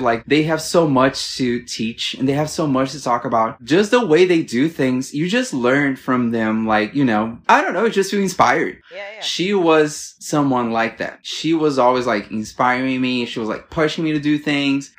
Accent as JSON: {"language": "English", "town": "Brasília", "region": "Federal District", "country": "Brazil", "also_born_or_lived": "Rio de Janeiro, Brazil", "moved": "as an adult", "said": "I'm from Brasilia, the capital in Brazil"}